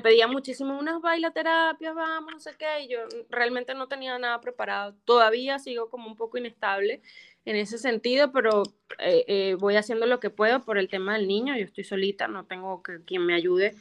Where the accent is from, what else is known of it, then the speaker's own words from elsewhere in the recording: Venezuela; moved away as an adult; now in United States; las venezolanas